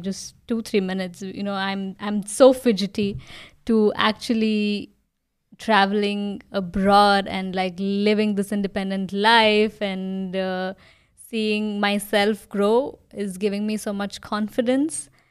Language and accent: English; India; moved away as an adult; now in Germany; me being from an Indian family